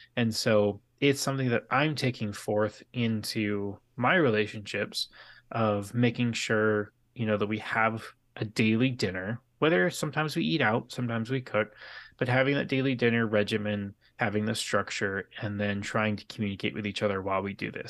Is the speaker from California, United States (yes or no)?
yes; San Diego, California, United States; I grew up in San Diego